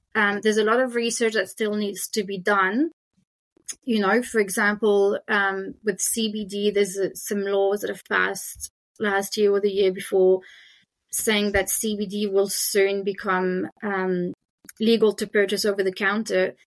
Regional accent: France; accent: French; English is a second language; now in Australia; you can hear my French accent

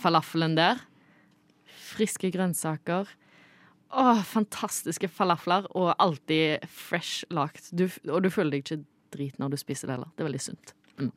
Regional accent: Norway; meg som nordmann

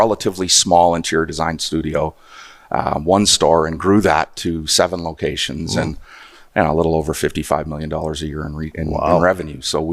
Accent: Waterloo, Ontario, Canada; moved away as an adult; now in Alberta, Canada; I was born and raised in southwestern Ontario, a little town called Waterloo.

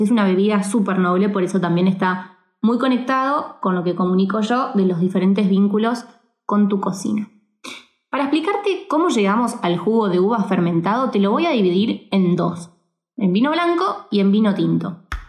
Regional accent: Argentina; como argentinos

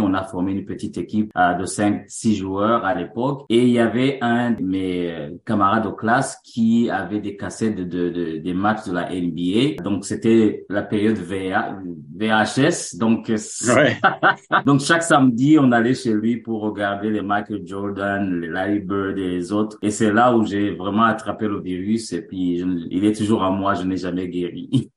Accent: Bujumbura, Burundi; moved away as an adult; also born or lived in Montreal, Canada; now in Canada; Je suis né au Burundi et grandi au Burundi

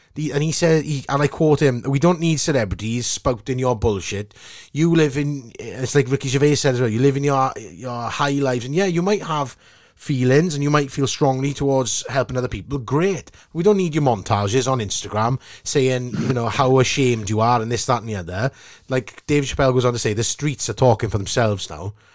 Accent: Port Talbot, Wales, United Kingdom; from Sam Fields in Port Albert

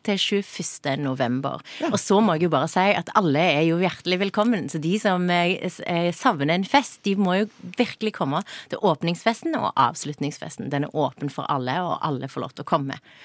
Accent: Sørlandet, Agder, Norway; accent: Sørlandet dialect

